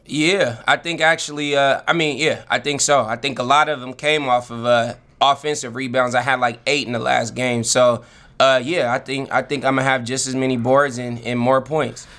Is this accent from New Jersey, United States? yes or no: no; Vallejo, California, United States; also born or lived in Los Angeles; now in Portland, United States; my hometown, the city of Vallejo, the Vallejo Times Herald.